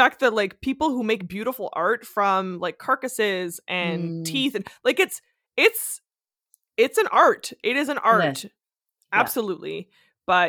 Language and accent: English; Northern Ontario, Canada; I grew up in Northern Ontario where everyone in my family hunts and fishes and traps